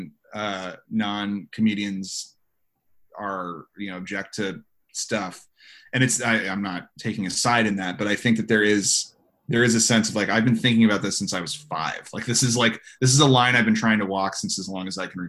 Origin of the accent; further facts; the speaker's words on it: San Diego, California, United States; I'm from San Diego